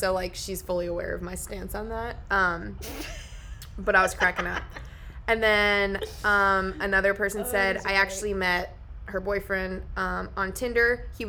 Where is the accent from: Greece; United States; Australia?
United States; New Jersey; Found a dude from New Jersey. I'm also from New Jersey.